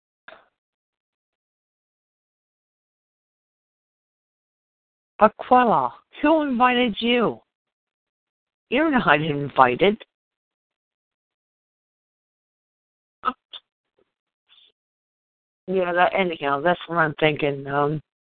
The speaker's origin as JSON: {"language": "English", "region": "Pennsylvania", "country": "United States", "moved": "yes", "lives_now": "New Jersey, United States", "said": "I'm on New Jersey. I was from Pennsylvania"}